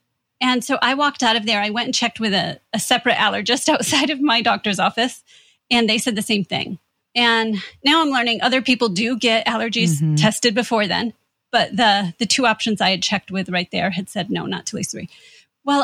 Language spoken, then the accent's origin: English; Midwest, United States; And I'll say we're from Indiana and Michigan. So that was a long way from home.